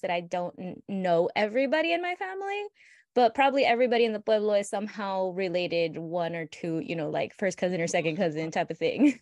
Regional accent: United States; born in the United States, growing up in the United States

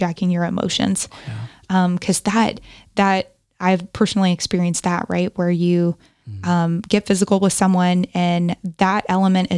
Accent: Texas, United States; moved away as an adult; now in California, United States; I'm from Texas

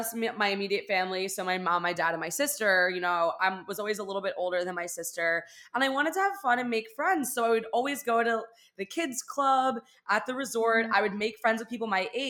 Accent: West Chester, Pennsylvania, United States; moved away as an adult; also born or lived in Orlando; now in Miami, United States; I live in Miami. I'm from Pennsylvania.

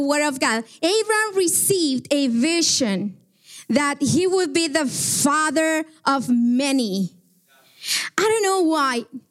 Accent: Guatemala; moved away; I am from Guatemala

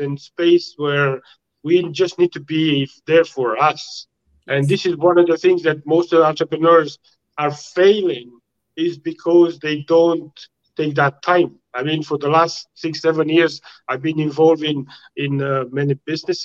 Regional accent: Romania; moved away; I'm coming from Romania, and it's not an easy place to come from. Maybe easier now than 45 years ago, when you have to struggle and do everything

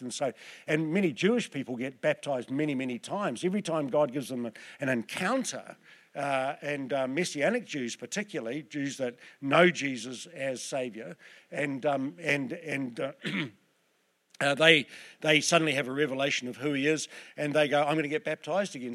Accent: Southland, New Zealand; I'm from Southland

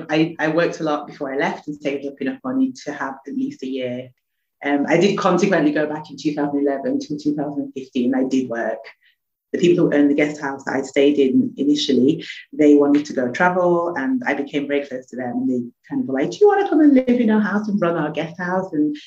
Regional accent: England, United Kingdom; And I mean, I come from England, so when I went there I didn't get culture shock.

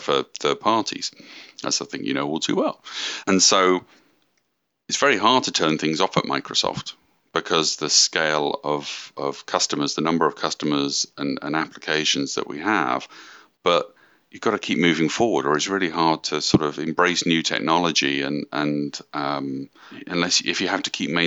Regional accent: United Kingdom; moved away as an adult; now in Redmond, United States; I'm from the UK, moved out to Redmond in 2008

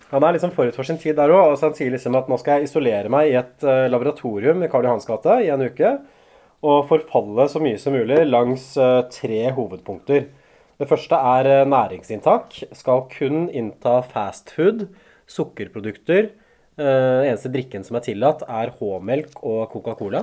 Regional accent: Hamar, Innlandet, Norway; Da jeg vokste opp på Hamar, liksom da jeg var tenåring

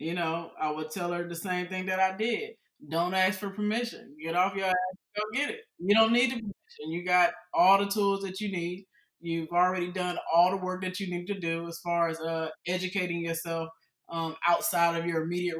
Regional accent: Houston, Texas, United States; I was raised in Houston, Texas when I was a kid.

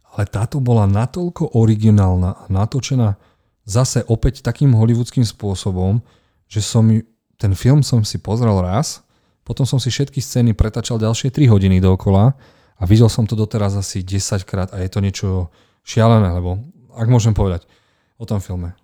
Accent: Martin, Žilina Region, Slovakia; u nás v Martine

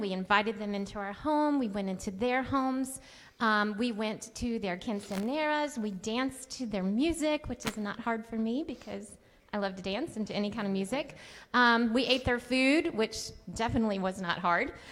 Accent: United States; I'm the American, Irish, whiter than white girl.

